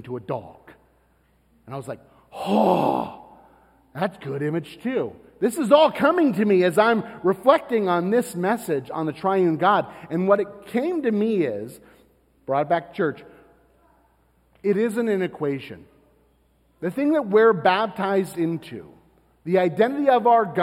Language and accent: English; Florida, United States; I'm from Florida